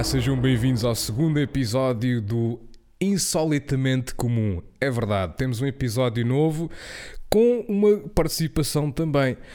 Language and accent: Portuguese; Portugal; eu fui à Inglaterra e foi a primeira vez que eu saí de Portugal